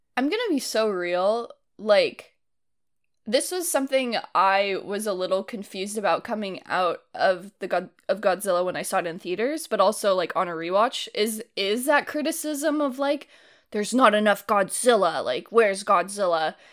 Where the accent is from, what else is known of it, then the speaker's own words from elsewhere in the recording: Livermore, California, United States; where I grew up